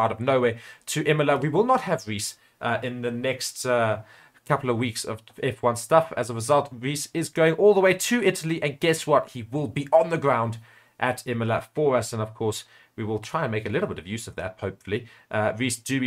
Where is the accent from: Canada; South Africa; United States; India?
South Africa